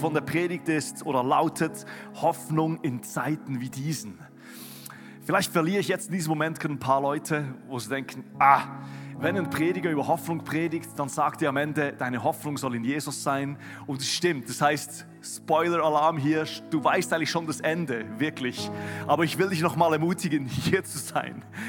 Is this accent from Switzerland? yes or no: yes; Switzerland; now in Germany; als Schweizer, der hier in Deutschland